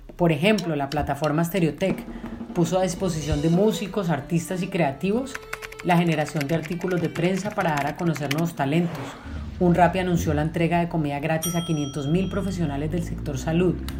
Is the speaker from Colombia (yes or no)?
yes; Colombia; Yo soy un colombiano en acción